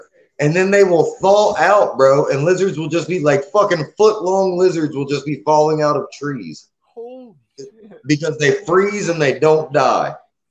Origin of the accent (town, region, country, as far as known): North Central Florida, United States; born or raised there